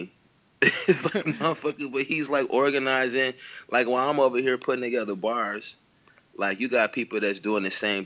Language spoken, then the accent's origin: English; Pontiac, Michigan, United States; moved away; also born or lived in Detroit / Chicago / Albuquerque / Los Angeles; growing up in Pontiac